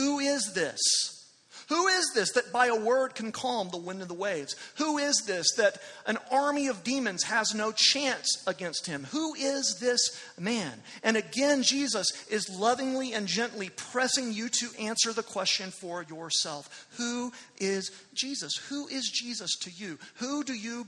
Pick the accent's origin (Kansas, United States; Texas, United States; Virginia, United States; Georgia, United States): Texas, United States; Amarillo; moved away; I was in Amarillo last weekend, my hometown